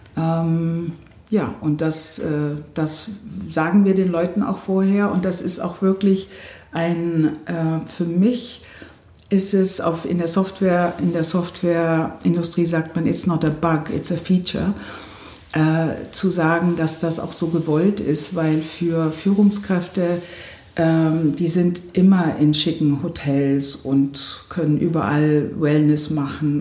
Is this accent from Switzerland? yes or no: no; Memmingen, Bavaria, Germany; moved away as an adult; also born or lived in United States / Potsdam; now in Doberlug-Kirchhain, Germany; ich bin äh, in Memmingen im Allgäu geboren